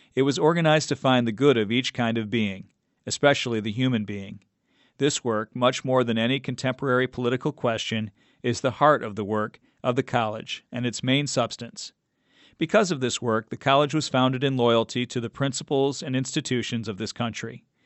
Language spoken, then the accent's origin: English; Arkansas, United States; moved away; my home state of Arkansas